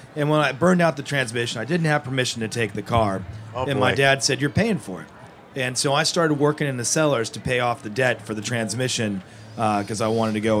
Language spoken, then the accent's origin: English; Napa Valley, California, United States; it was amazing growing up in Napa Valley because you're with the vines, you're with agriculture.